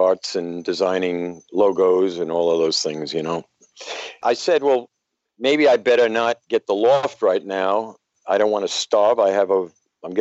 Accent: New York City, New York, United States; now in Clearwater, United States; I grew up in Brooklyn, New York, in a area called Bed-Stuy, as short for Bedford-Stuyvesant.

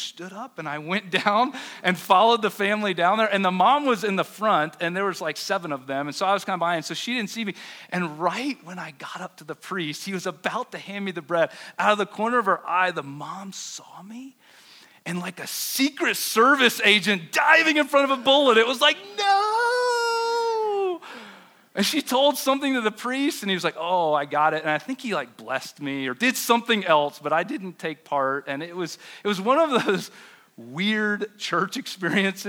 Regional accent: the South, United States; now in Denver, United States; I grew up Baptist in the South

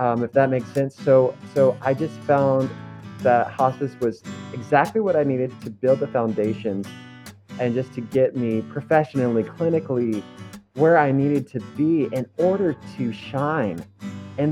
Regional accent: Kentucky, United States; moved away as an adult; also born or lived in Florida; I was born and raised in Kentucky. So I actually grew up on a small farm next to a lot of cows and not that many people

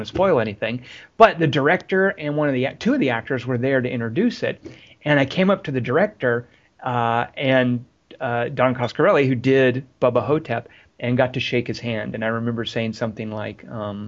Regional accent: Arkansas, United States; now in Los Angeles, United States; I'm from Arkansas, and I just know that if I were to move back to Arkansas

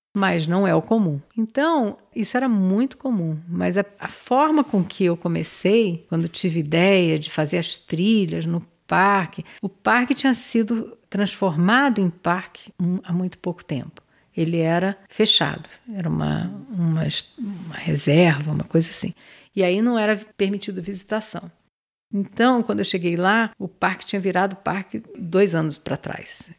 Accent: Rio de Janeiro, Brazil; accent: carioca; moved away as an adult; also born or lived in Pontal do Paranapanema, São Paulo; Eu sou carioca, eu falo igual carioca

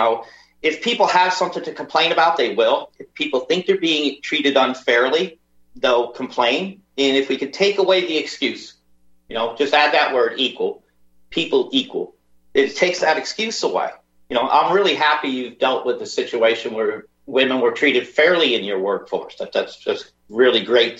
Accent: United States; moved away as an adult; now in Liverpool, United Kingdom; I'm American, by the way. I am American. I lived my first 40 years of my life in the United States

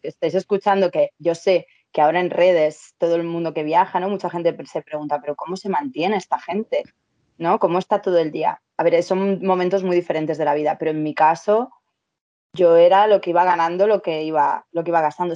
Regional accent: Madrid, Community of Madrid, Spain; yo soy de Madrid

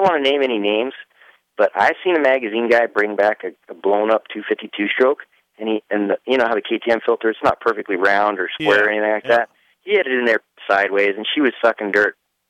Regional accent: Regina, Saskatchewan, Canada; moved away as an adult; I was from Regina, and there's not diddly squat, really. It's a cool town now. I think it's better, but back then there was nothing.

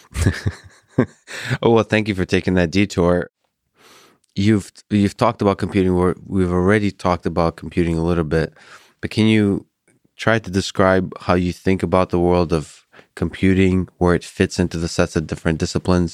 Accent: Russia; moved away; I grew up in the Soviet Union and Russia.

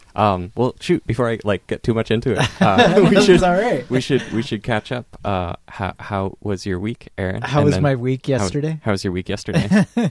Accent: Eastern Oregon, United States; now in Portland, United States; growing up in Eastern Oregon versus like living in Portland

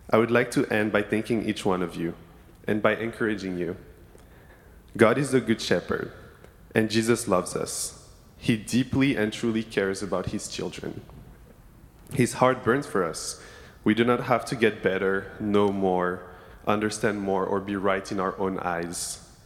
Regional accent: Senegal; now in Berkeley, United States; I grew up in Senegal, West Africa, and, was an inter- and I'm an international student, and have never been in the area.

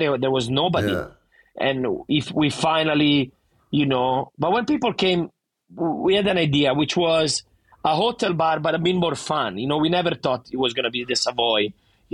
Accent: Vernazza, Liguria, Italy; accent: thick Italian; English is a second language; moved away as an adult; now in Sydney, Australia; every summer when I was in my hometown in Vernazza

